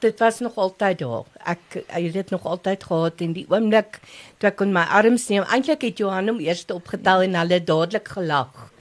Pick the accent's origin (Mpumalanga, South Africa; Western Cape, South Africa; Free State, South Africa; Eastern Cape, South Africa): Mpumalanga, South Africa; Lowveld; now in Pretoria, South Africa; My ma en pa was pastore in die Laagveld. So ons is vyf kinders